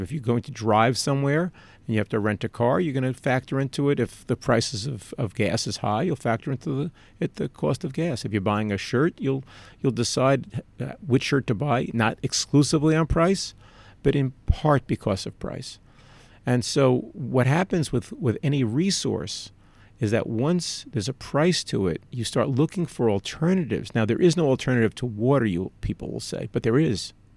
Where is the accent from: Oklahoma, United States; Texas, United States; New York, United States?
New York, United States; Growing up in New York